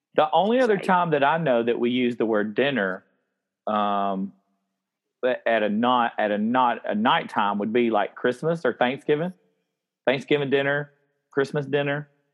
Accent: upstate South Carolina, United States; I growing up in the South

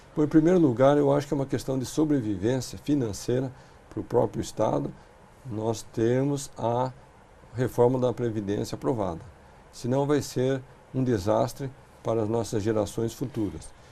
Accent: Brazil; nós, como brasileiros

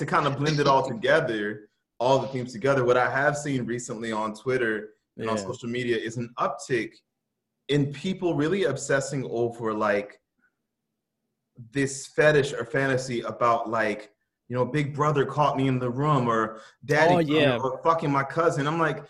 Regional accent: New Orleans, Louisiana, United States; I grew up with them in New Orleans

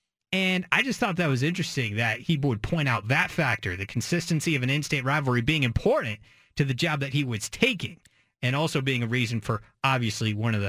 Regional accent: McMinnville, Oregon, United States; I am from McMinnville. I've grown up around the rivalry my entire life.

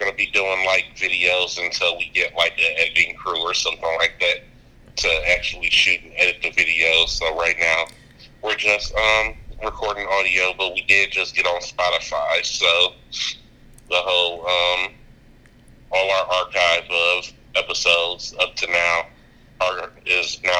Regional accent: Detroit, Michigan, United States; now in Arizona, United States; I'm originally from Detroit.

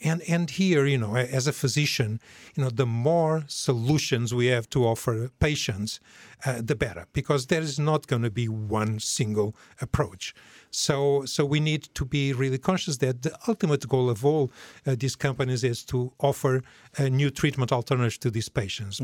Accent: Portugal; moved away as an adult; also born or lived in New York / Sweden; now in Norway; I'm originally from Portugal, although I left uh, many, many, many years ago

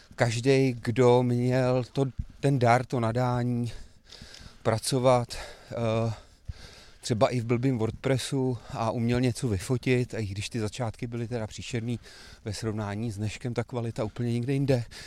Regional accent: Kladno, Central Bohemian Region, Czechia; also born or lived in Prague / Slabce; jsem narozený v Praze, ale od dvou let jsem vyrůstal na Kladně

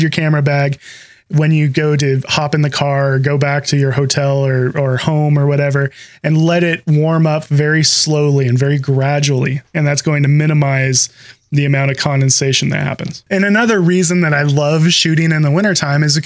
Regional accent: Pacific Northwest, United States; you can kind of hear by the way we're talking that we're from the Pacific Northwest

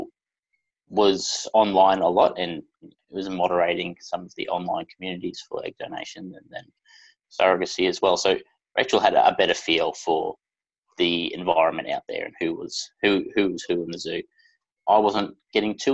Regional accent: Brisbane, Queensland, Australia; I'm from Brisbane in Queensland, Australia.

